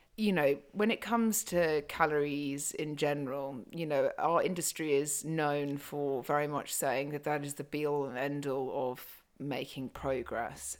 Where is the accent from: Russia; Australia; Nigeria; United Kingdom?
United Kingdom; I'm very British